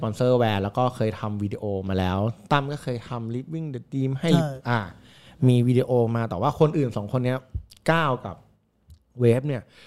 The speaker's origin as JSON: {"language": "Thai", "region": "Nonthaburi", "country": "Thailand", "said": "เราคือเด็กนน"}